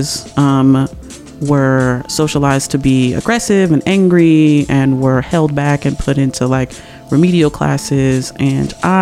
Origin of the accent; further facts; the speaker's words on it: Chicago, Illinois, United States; born and raised on the southeast side of Chicago